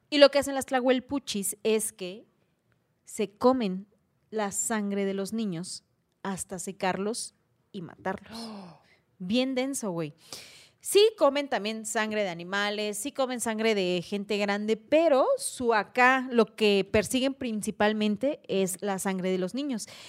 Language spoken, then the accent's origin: Spanish; Oaxaca, Mexico; en culturas como la oaxaqueña, los zapotecos allá en mi rancho